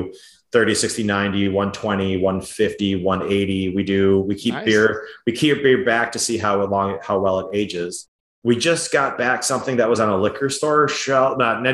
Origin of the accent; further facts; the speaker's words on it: Edina, Minnesota, United States; I grew up in Edina, which is a suburb over from